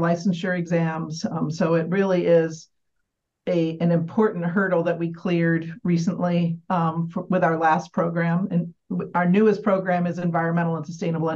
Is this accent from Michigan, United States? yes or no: yes; Michigan, United States; moved away as an adult; now in Albany, United States; I grew up in Michigan. I spent most of my career in Michigan.